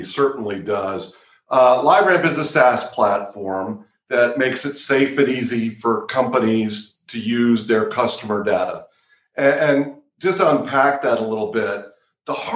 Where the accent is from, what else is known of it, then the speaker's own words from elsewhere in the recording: Wisconsin, United States; I grew up in Wisconsin